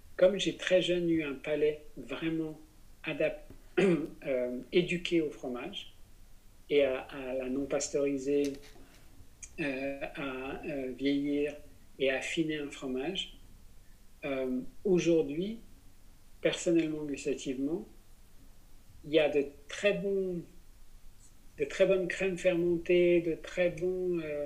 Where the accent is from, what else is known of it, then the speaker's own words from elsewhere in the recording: Besançon, Bourgogne-Franche-Comté, France; Je suis né à Besançon